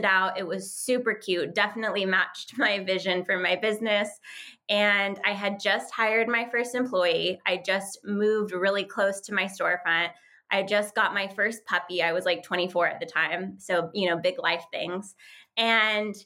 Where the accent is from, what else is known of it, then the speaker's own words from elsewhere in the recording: Santa Fe, New Mexico, United States; moved away as an adult; also born or lived in Tampa, Florida; I grew up in Santa Fe, New Mexico